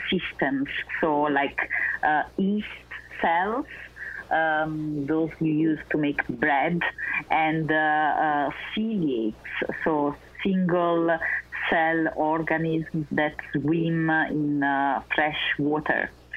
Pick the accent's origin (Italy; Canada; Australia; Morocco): Italy; Naples, Campania; moved away as an adult; also born or lived in Vienna, Austria; I was born in Naples, Italy